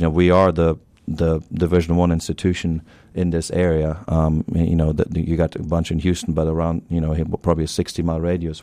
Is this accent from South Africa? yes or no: no; Germany; accent: German; moved away as an adult; also born or lived in Tennessee, United States; now in Beaumont, United States; I'm originally from Germany, so you hear that German accent once in a while